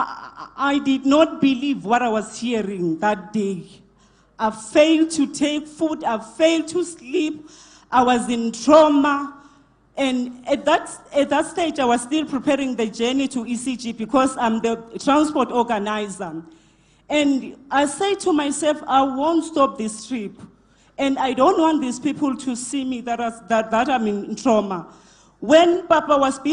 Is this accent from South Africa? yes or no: yes; Mpumalanga, South Africa; I'm from Mpumalanga